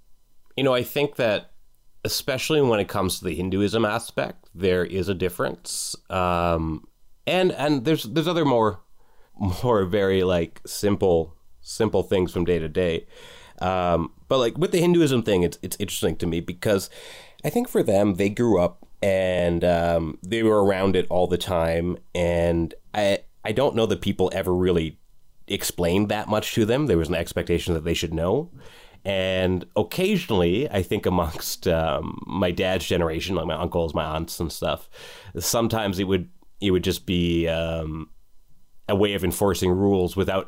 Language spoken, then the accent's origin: English; Canada; So myself and my immediately older brother, we grew up mostly in Canada, whereas my two older brothers, they grew up mostly in Trinidad